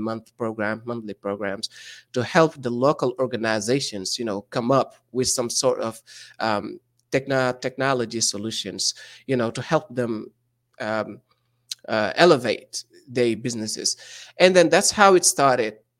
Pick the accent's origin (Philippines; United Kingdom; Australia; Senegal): Senegal; Saint-Louis; English is a second language; moved away as an adult; now in United States; I'm from Senegal, which is in West Africa, uh, in a small town called Saint Louis